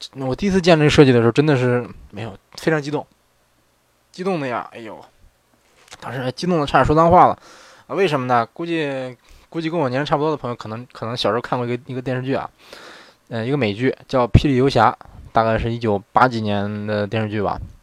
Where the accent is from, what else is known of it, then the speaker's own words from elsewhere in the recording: northern China, China; moved away as an adult; now in Japan; 虽然我是北方人